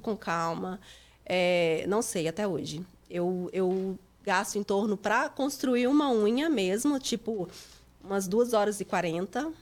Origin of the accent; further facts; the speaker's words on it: Itapecerica, Minas Gerais, Brazil; moved away as an adult; also born or lived in Divinópolis, Brazil; now in Lowell, United States; Eu sou de Minas, é, eu sou de Tapecerica, Minas Gerais.